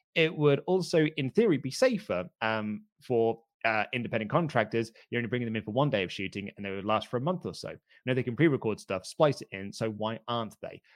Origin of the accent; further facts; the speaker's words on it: United Kingdom; as a Brit